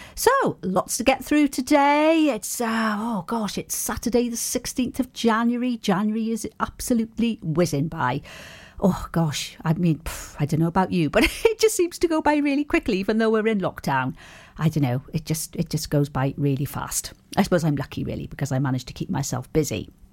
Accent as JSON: {"language": "English", "town": "Milford Haven", "region": "Wales", "country": "United Kingdom", "tie": "born or raised there", "said": "I'm from Milford and brought up on Mount Pleasant Way"}